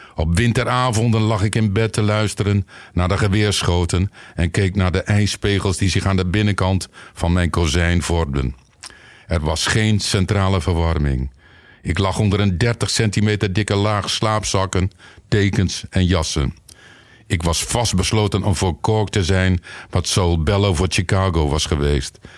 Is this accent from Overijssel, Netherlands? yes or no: no; Winschoten, Groningen, Netherlands; Ik kom uit Winschoten, opgegroeid tenminste